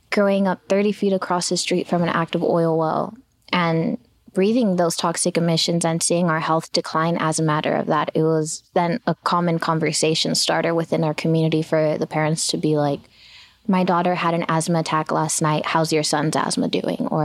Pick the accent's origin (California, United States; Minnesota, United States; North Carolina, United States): California, United States; Los Angeles; My neighborhood is made up of the most hardworking people you can imagine.